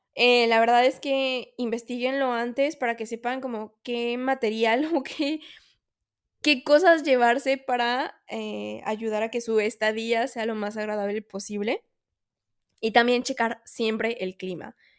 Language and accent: Spanish; Mexico; soy mexicana